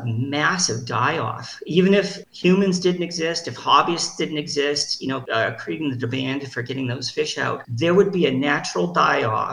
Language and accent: English; Boston, Massachusetts, United States; I'm from Boston